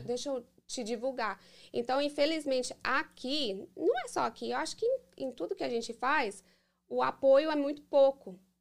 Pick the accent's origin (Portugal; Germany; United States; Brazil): United States; Framingham, Massachusetts; Eu nasci aqui. Nasci, sou americana, Framingham, uhum. Massachusetts.